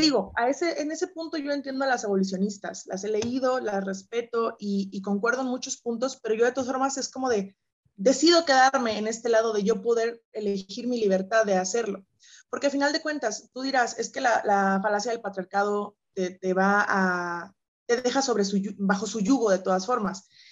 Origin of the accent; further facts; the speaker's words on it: San Luis Potosí, Mexico; Yo soy originaria de San Luis Potosí, mexicana